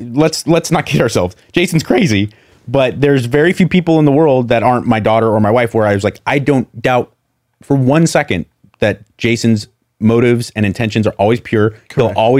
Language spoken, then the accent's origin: English; United States; When I go overseas, I'm proud to say I'm American.